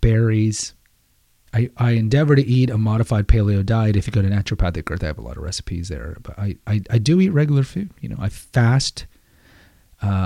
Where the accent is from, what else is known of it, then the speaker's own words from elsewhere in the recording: Houston, Texas, United States; As a kid growing up in Houston